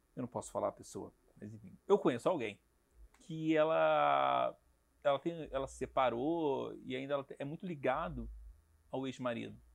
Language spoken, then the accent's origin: Portuguese; Rio de Janeiro, Brazil; eu sou carioca